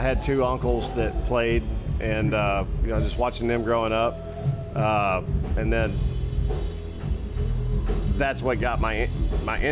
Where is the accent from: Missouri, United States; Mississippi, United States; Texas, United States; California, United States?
Texas, United States; Hamilton; also born or lived in Irving, Texas; I was born in Irving and grew up in Hamilton.